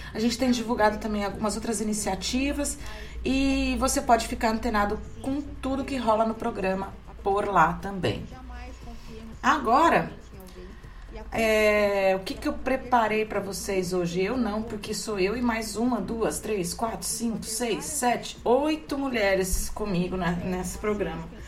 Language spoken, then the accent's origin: Portuguese; São Carlos, São Paulo, Brazil; now in Santos, Brazil; lá em São Carlos, no interior de São Paulo, minha cidade natal.